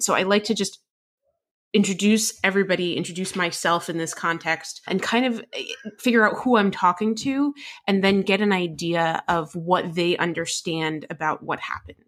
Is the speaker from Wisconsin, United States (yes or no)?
no; New Jersey, United States; I grew up in New Jersey